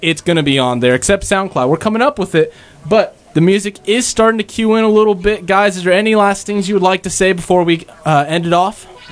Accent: California, United States; I'm from California

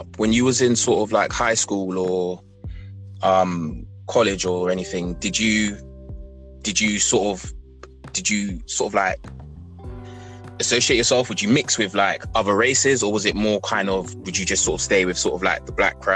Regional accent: London, United Kingdom; growing up in London

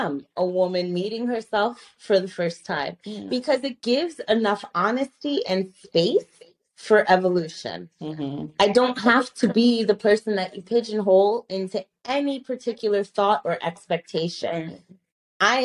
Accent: New York, United States; moved away as an adult; I was in New York. I grew up in New York

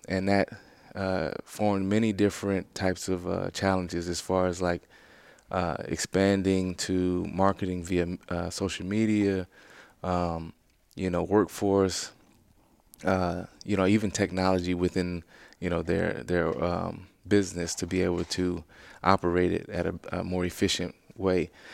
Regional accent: Louisiana, United States; moved away as an adult; I grew up within Louisiana my whole life until I got drafted by the Bears

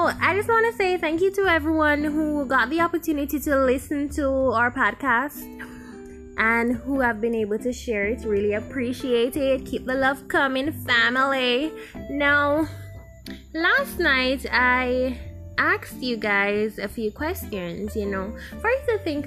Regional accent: Jamaica; we're Jamaican.

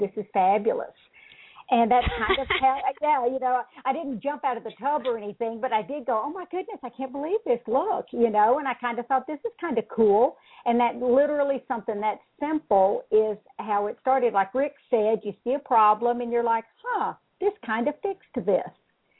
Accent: Mississippi, United States; moved away as an adult; also born or lived in Dallas, Texas; I grew up in Mississippi

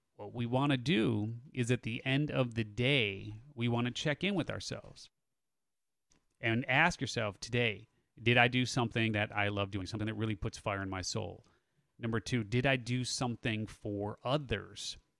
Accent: Chicago, Illinois, United States; moved away as an adult; I grew up in the Chicago area

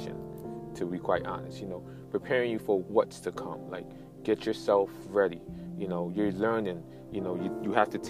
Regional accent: New York, United States; also born or lived in United Kingdom / Nigeria (ancestry); being an immigrant as myself, coming here when I was 8-9 years old, I was born in the United Kingdom, coming here, living in Brooklyn, and then moved to Queens

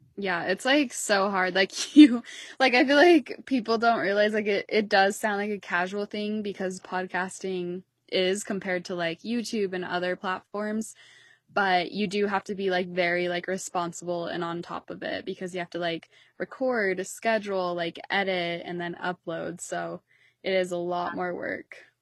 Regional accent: Utah, United States; I'm, like, Mountain Standard Time, I'm from Utah

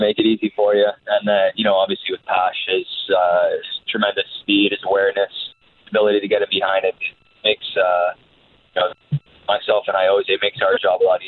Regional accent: England, United Kingdom; being English and coming from an English background

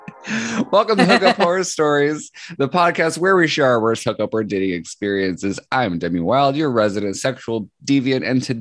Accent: Seattle, Washington, United States; now in Columbia, United States; I'm originally from Seattle, Washington. And then I moved to Columbia, Missouri way back in 2018.

